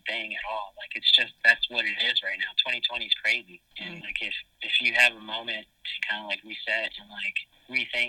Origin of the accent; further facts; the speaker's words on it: Miami, Florida, United States; now in New York, United States; I'm from Miami